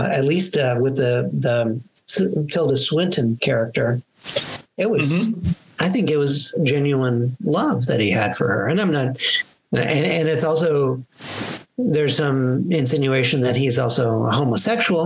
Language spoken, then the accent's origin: English; American Midwest, United States; accent: American; I have my American accent